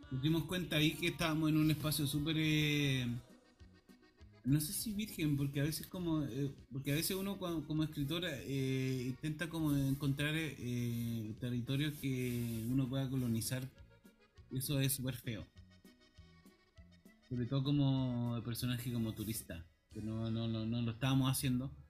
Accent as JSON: {"language": "Spanish", "country": "Chile", "said": "uno piensa ah, como chileno que siempre el Pacífico va..."}